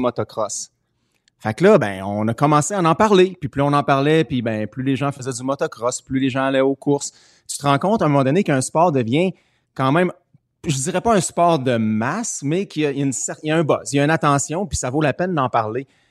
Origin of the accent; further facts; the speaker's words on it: Canada; je suis Canadien.